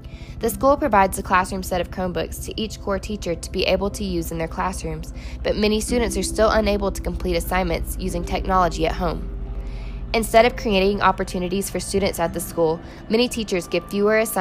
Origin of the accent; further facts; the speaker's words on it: Sheridan, Arkansas, United States; I'm from Sheridan, Arkansas.